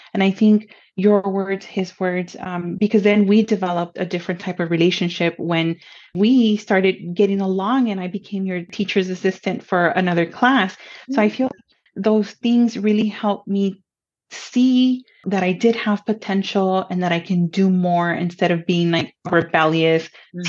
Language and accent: English; Pomona, California, United States; first language Spanish; English is a second language; also born or lived in Los Angeles; I was born in Los Angeles and I grew up in the city of Pomona